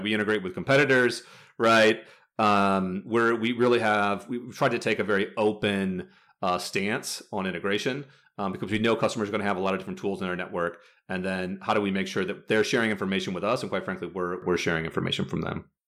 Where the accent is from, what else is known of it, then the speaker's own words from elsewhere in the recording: Midwest, United States; now in California, United States; I'm from the Midwest originally, uh, and I live in California now